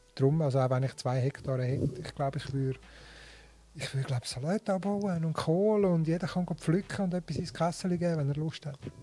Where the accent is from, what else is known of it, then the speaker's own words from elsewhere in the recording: Switzerland; also born or lived in Linthal, Glarus; bei uns in der Schweiz